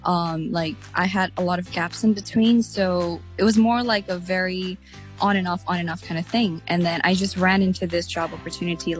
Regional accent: Hong Kong; I am a Nepalese born and raised in Hong Kong.

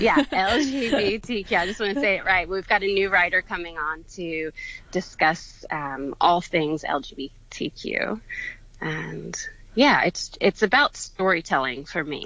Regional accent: Atlanta, Georgia, United States; I'm from Atlanta, Georgia

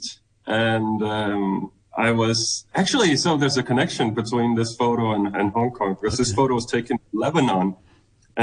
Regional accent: Denmark; moved away as an adult; I'm from Denmark

